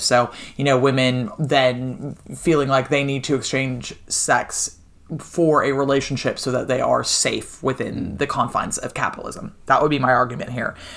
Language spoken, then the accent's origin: English; United States; as an American